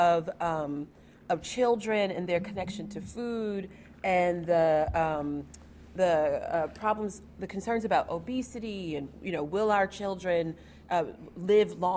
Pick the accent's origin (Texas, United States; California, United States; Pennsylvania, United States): Texas, United States; now in Lexington, United States; I grew up in Texas